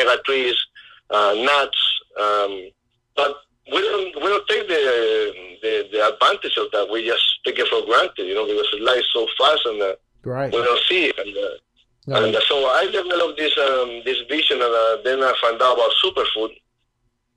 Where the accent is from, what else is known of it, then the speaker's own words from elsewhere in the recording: Chile; growing up in Chile